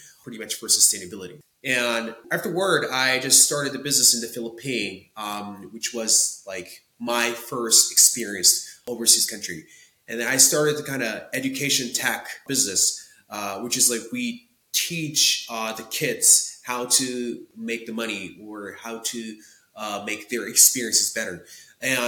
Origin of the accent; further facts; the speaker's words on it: Tokyo, Japan; English is a second language; I was born and raised in Tokyo, Japan